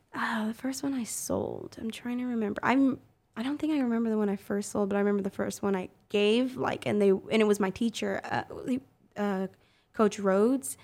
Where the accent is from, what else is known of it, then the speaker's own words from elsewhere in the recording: Oklahoma City, Oklahoma, United States; born and raised on the South Side.